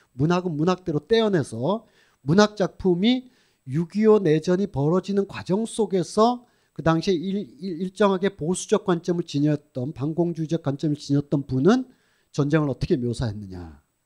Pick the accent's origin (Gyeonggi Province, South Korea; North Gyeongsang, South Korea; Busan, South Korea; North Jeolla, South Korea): North Gyeongsang, South Korea; Sunheung; accent: northern Gyeongbuk Sunheung pronunciation; 경북 북부 순흥면 어, 발음입니다